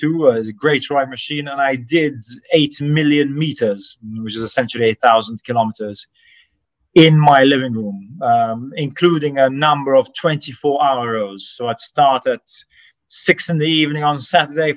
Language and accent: English; Sliema, Malta; I grew up in Slima, very close to the sea